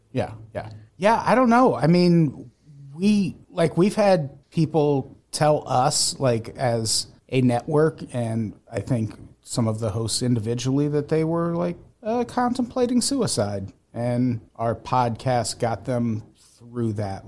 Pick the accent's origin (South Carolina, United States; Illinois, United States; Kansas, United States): Illinois, United States; Peoria; also born or lived in Santa Monica / Burbank; now in Los Angeles, United States; I grew up in Peoria